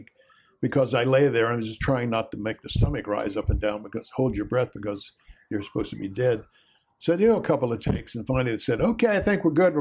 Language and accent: English; West Virginia, United States; my growing up in West Virginia in a bucolic kind of rural place